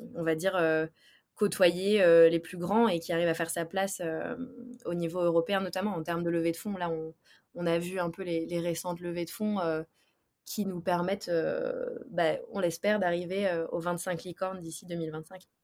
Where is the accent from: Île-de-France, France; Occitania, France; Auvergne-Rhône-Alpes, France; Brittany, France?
Brittany, France; Brest; une personne qui est d'abord bretonne. Je viens de Brest